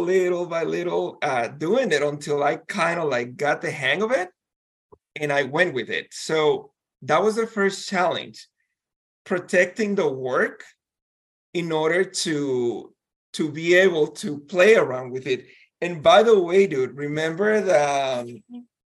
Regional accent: Guatemala; moved away; I'm from Guatemala.

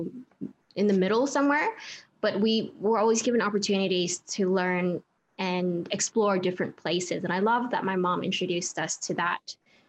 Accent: San Jose, Newark, California, United States; born or raised there; moved away as an adult; also born or lived in Santa Clara, California / Irvine, California; now in Australia

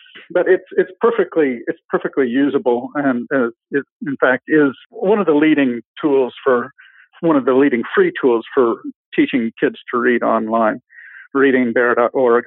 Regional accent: Anchorage, Alaska, United States; moved away; also born or lived in Seattle, Washington / Portland, Oregon / Ohio; I was born in the Seattle area. I grew up in Anchorage, Alaska, most of my years.

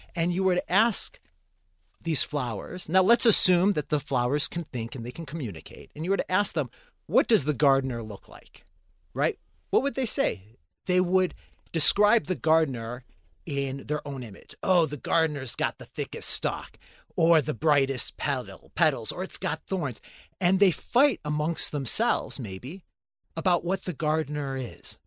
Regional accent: Chicago, Illinois, United States; I grew up in a Christian and Jewish town, um, in the north side of Chicago

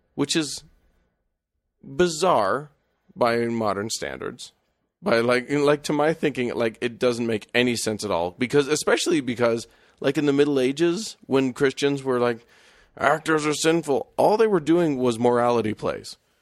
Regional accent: United States; we as Americans

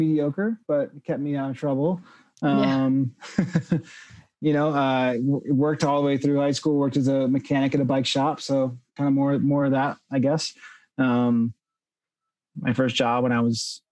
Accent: Connecticut, United States; moved away as an adult; also born or lived in New York / Florida / Boston; now in Boulder, United States; I grew up in the Northeast. I grew up in Connecticut

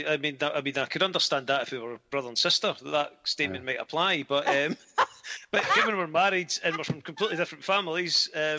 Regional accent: Scotland, United Kingdom; I'm from Scotland.

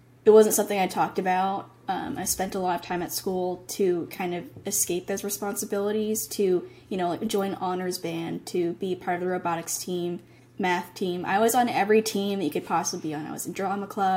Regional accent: Massachusetts, United States; I was born in Massachusetts. So I was, you know, American and still am.

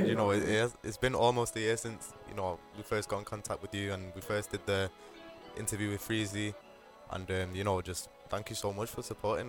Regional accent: Manchester, North West England, United Kingdom; we're here from Manchester, we're repping it strongly.

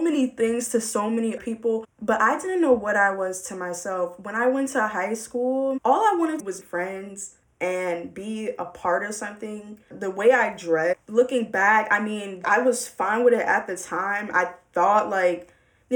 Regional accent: Baltimore, Maryland, United States; I'm from Baltimore

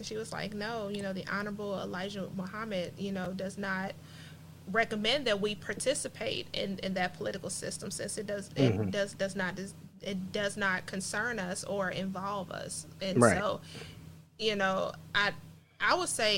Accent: Cincinnati, Ohio, United States; now in Georgia, United States; As a black woman, a black person, you know, I came from Cincinnati, Ohio, where we had the race riots in 2001

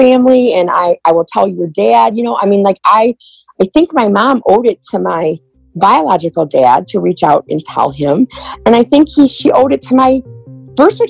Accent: Romeo, Michigan, United States; I am from Romeo, Michigan

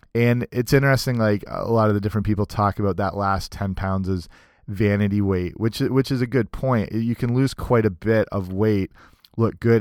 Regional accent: Canada; also born or lived in southwestern Ontario; I'm Canadian

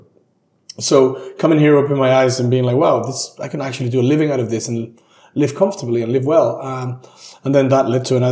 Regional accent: Lima, Peru; moved away as an adult; also born or lived in Santiago, Chile; now in London, United Kingdom; I was born and raised in Lima, between Lima, Peru, and Santiago in Chile.

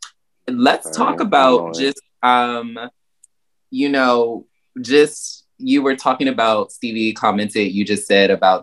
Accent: the South, United States; moved away; growing up in the South

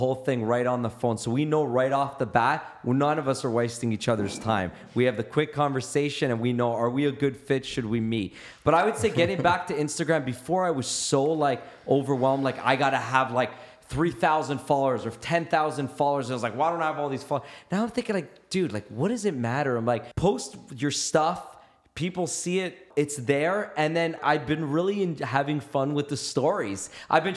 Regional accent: Canada; I'm an Italian Canadian or Canadian

